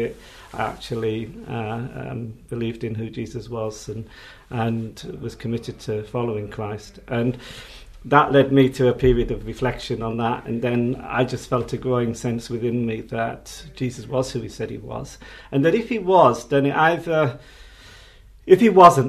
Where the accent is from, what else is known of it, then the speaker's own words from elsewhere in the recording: Hartlepool, North East England, United Kingdom; now in London, United Kingdom; I grew up in the Baptist church in a council house estate in Hartlepool